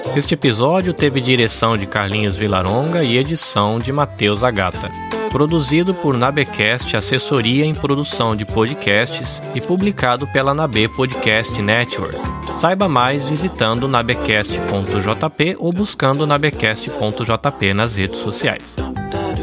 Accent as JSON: {"language": "Portuguese", "country": "Japan", "tie": "born or raised there", "said": "nasci no Japão e sempre estudei em escola japonesa"}